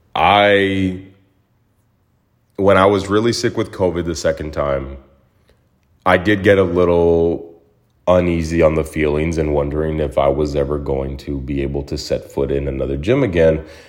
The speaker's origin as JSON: {"language": "English", "town": "Mesa", "region": "Arizona", "country": "United States", "tie": "born or raised there", "moved": "yes", "lives_now": "Los Angeles, United States", "said": "my hometown of Mesa, Arizona"}